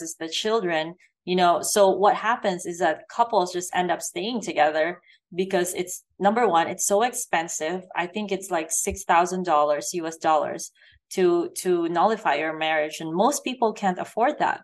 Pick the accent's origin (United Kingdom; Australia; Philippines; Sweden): Philippines; moved away; I grew up in the Philippines, where obviously it's also a poor country